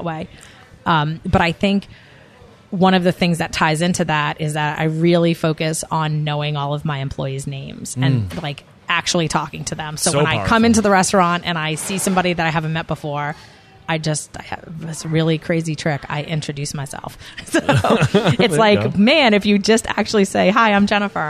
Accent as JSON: {"language": "English", "region": "New York", "country": "United States", "tie": "born or raised there", "said": "I'm a New Yorker by, that's where I grew up, and I'm definitely, my New York can come out sometimes"}